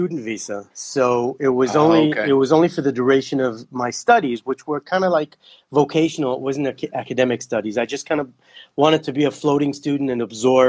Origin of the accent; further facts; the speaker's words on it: Kenya; also born or lived in Belgium / Netherlands / Israel; So I actually was born in Belgium when they were working for the embassy there. And I grew up in Kenya. I lived there for 2 years and then 4 years in Holland.